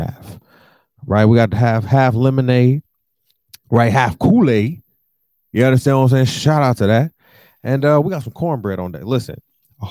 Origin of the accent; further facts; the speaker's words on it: Detroit, Michigan, United States; now in New York, United States; I'm from Detroit